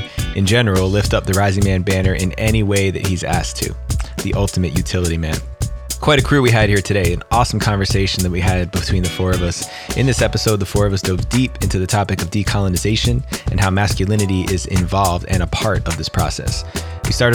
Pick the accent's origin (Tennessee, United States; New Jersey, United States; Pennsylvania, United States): New Jersey, United States; Woodridge; now in Santa Cruz, United States; I hail from Santa Cruz, California, currently originally from Woodridge, New Jersey on the East Coast.